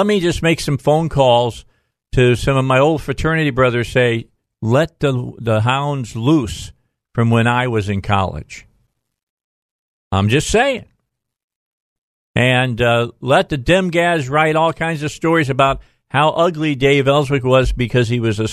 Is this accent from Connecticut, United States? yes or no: no; Little Rock, Arkansas, United States; I'm from Little Rock, Arkansas.